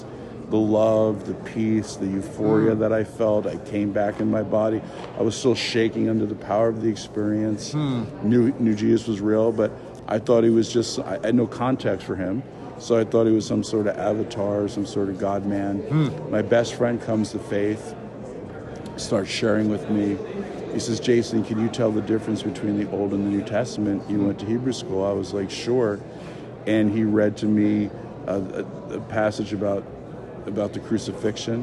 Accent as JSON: {"language": "English", "region": "New Jersey", "country": "United States", "tie": "born or raised there", "said": "I grew up in the Holy Land, New Jersey, where there are more Jews than in Jerusalem"}